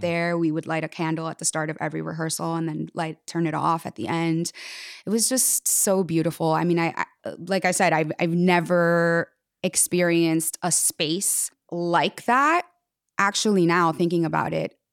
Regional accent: Jersey City, New Jersey, United States; I was born in Jersey City, New Jersey, and I started dancing when I was four years old

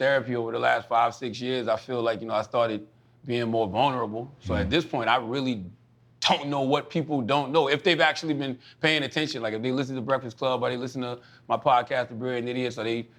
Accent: Moncks Corner, South Carolina, United States; Charleston, South Carolina, which is 30 minutes from my hometown, I was just talking like we talked in Monk's Corner

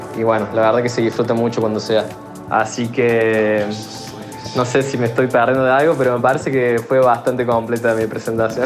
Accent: Córdoba, Argentina; moved away as an adult; now in Tulum, Mexico; yo soy de Córdoba Capital, de Argentina, y actualmente estoy viviendo acá en México, eh, en lo que es Tulum

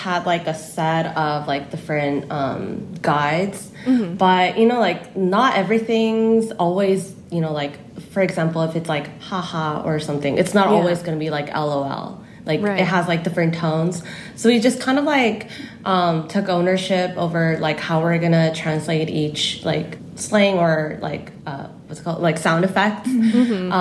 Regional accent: California, United States; accent: Cali style of English; moved away as an adult; now in South Korea; my family immigrated to California when I was like 10. So growing up in Cali, I kind of like have Cali style of English, I guess

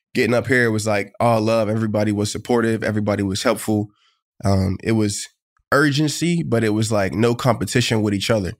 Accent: Pittsburgh, Pennsylvania, United States; moved away as an adult; now in Buffalo, United States; Pittsburgh, my hometown

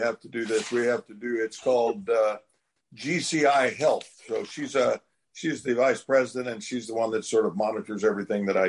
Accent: Oklahoma, United States; growing up in Oklahoma, working in the fields, chopping cotton and combining peanuts and pulling cotton

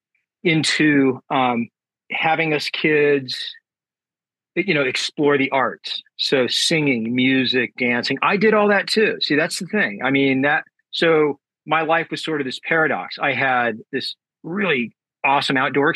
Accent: San Diego, California, United States; I was born in San Diego, California, and raised here, and I currently still live here.

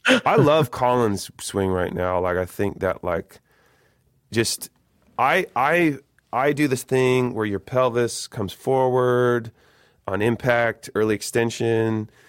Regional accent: Eugene, Oregon, United States; I'm from Eugene, Eugene, Oregon

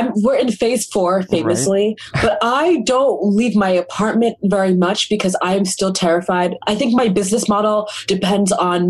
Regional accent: Massachusetts, United States; I'm from Massachusetts.

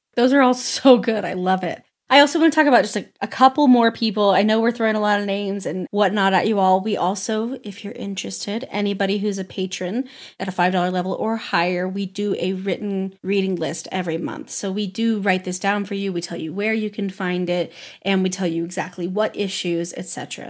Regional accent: the West, United States; growing up in the West

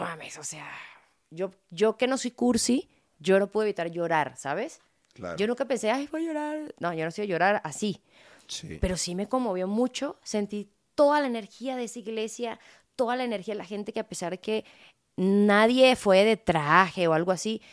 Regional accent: Venezuela; now in Mexico; a mí me conoce todo el pueblo de donde yo crecí, sí son todos negritos, son mi familia, me crié con ellos

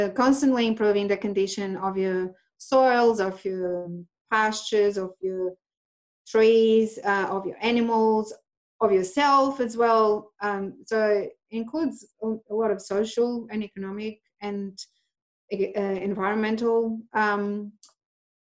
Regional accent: Portugal; moved away as an adult; now in Australia; I am Portuguese. I came here 12 years ago

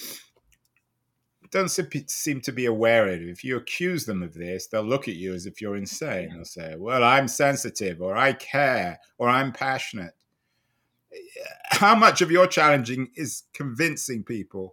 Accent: England, United Kingdom; moved away; I grew up in England

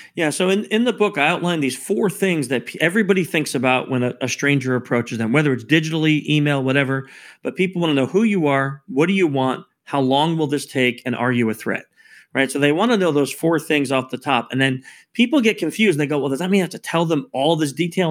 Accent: New York, United States; I'm actually born in New York, so we're both from New York

